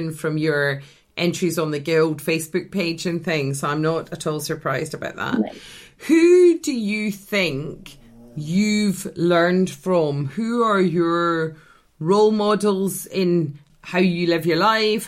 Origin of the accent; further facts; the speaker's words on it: Scotland, United Kingdom; as a Scottish person